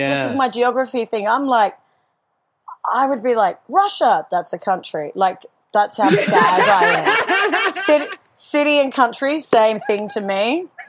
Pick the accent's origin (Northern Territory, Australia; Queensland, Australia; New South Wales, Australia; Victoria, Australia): Northern Territory, Australia; Darwin; I'm from Darwin.